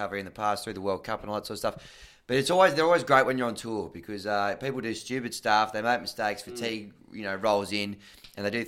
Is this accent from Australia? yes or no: yes; Australia; we are from Australia